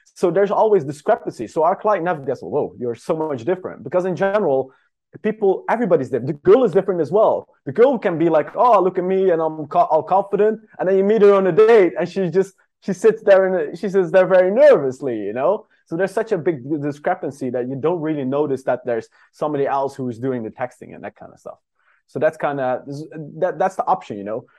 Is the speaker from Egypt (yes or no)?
no; Netherlands; moved away; I'm from the Netherlands originally